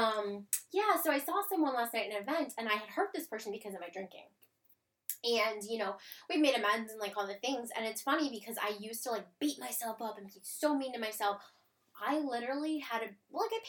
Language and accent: English; Cleveland, Ohio, United States; moved away as an adult; also born or lived in California / Florida; now in Hampton Roads, United States; I'm from Cleveland, Ohio originally, moved to Hampton Roads area in Virginia